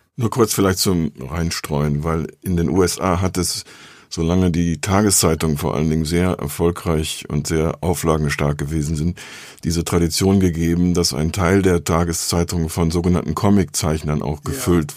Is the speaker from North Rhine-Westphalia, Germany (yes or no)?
yes; North Rhine-Westphalia, Germany; ich komme aus Südwestfalen